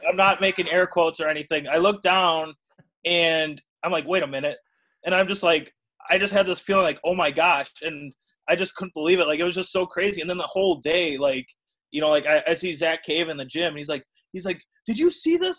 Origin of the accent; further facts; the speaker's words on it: Burlington, Wisconsin, United States; I'm from Burlington, Wisconsin, which is uh, it's a town in southeast Wisconsin of about it's now about 12 12,000 people or so.